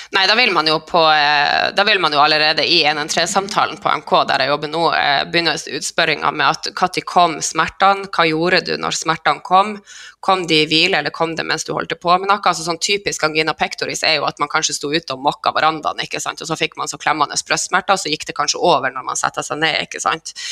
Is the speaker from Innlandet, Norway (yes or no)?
no; Skjervøy, Troms, Norway; moved away; Skjervøy er ei knøttlita øy helt i Nord-Troms, på grensa til Finnmark. Der er jeg ifra